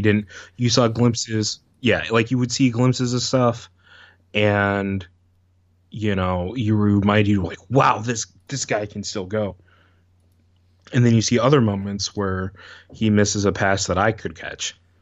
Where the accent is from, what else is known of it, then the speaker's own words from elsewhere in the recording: Syracuse, New York, United States; I grew up in Syracuse